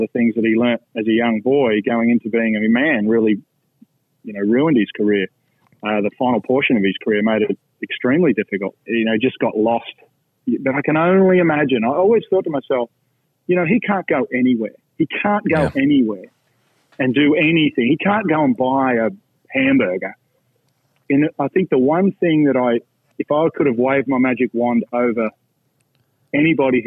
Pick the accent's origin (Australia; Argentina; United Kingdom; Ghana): Australia; moved away as an adult; now in Orlando, United States; when I came from Australia, from a small club that costs about $300 a year US